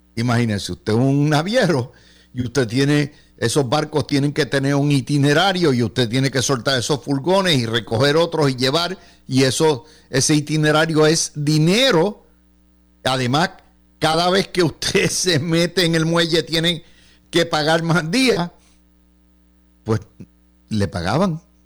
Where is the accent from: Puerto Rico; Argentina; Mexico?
Puerto Rico; Cidra; mi pueblito de Sidra